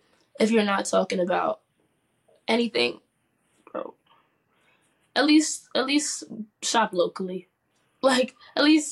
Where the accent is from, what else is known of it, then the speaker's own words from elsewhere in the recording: New York City, New York, United States; Harlem native, growing up in New York City